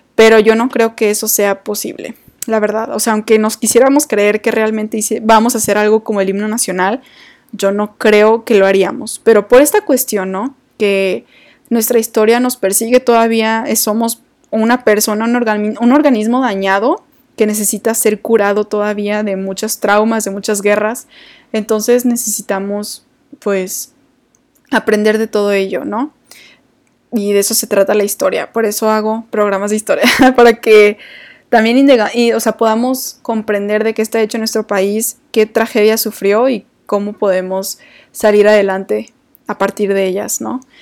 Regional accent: Mexico

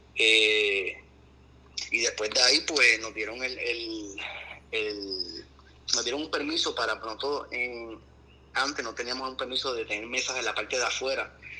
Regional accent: Puerto Rico; now in Miami, United States; nuestra cultura, nuestros abuelos de campo

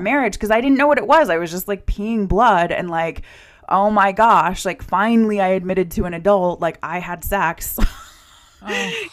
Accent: United States; also born or lived in Norway; as an American who was studying in Scandinavia and in Norway

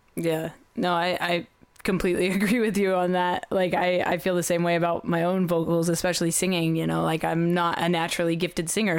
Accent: Oklahoma, United States; I'm from Oklahoma

